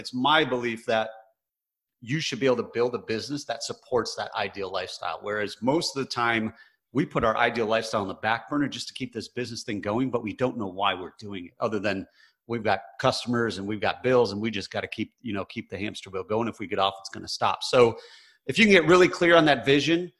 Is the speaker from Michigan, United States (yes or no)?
yes; Michigan, United States; I grew up in Michigan, which is very blue collar